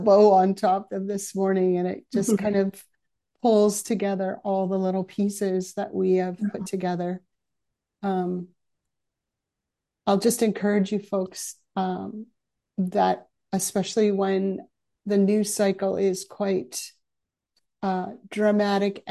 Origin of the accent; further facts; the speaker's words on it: Aldergrove, British Columbia, Canada; I grew up in Aldergrove, which for those of you who aren't local here is just down the road.